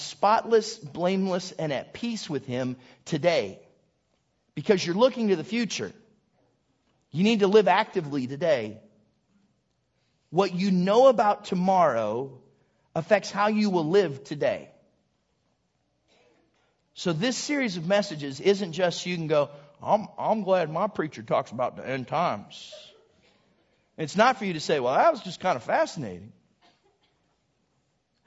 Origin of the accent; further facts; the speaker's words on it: Southington, Ohio, United States; moved away; I'm from Southington, Ohio